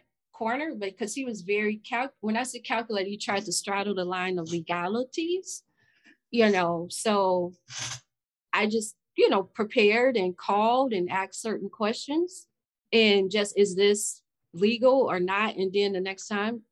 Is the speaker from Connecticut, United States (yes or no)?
no; Chicago, Illinois, United States; I'm from Chicago. The West Side